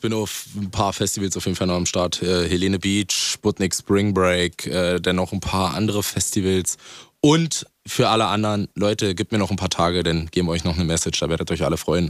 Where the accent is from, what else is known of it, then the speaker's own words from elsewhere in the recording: Brandenburg, Germany; ich bin ja auch ein Dorfi so, also ich komme nicht aus Berlin, so Brandenburg.